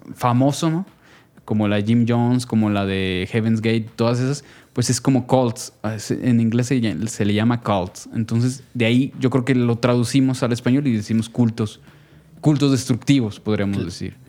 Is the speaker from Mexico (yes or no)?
yes; Jalisco, Mexico; yo soy orundo de esta región del tequila y el mariachi